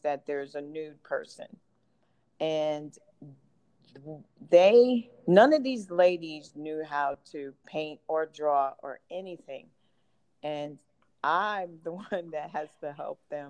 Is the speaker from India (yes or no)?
no; New York City, New York, United States; moved away; I grew up in Brooklyn